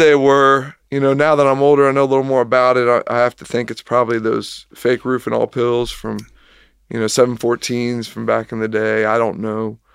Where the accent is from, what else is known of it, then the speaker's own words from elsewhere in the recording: Kettering, Ohio, United States; moved away as an adult; also born or lived in Lexington, Kentucky / Richmond, Kentucky; I grew up in Kettering, Ohio, which is a suburb south of Dayton